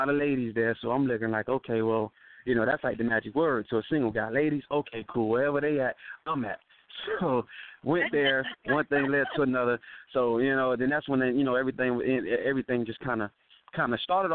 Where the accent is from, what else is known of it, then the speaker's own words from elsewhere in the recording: Miami, Florida, United States; also born or lived in California; now in Atlanta, United States; I grew up in Florida, so you know, us Floridians